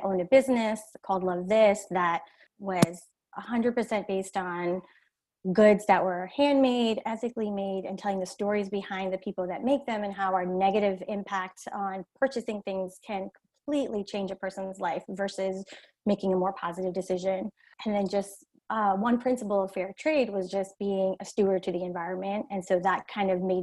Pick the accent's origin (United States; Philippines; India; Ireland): India; moved away; I'm originally from India